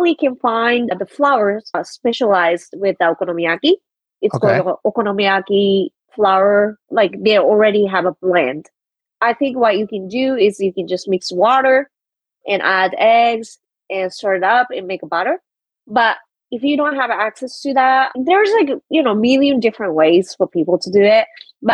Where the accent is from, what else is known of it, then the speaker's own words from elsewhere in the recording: Kobe, Hyogo, Japan; now in Washington DC, United States; I'm from Kobe, which is very close to Osaka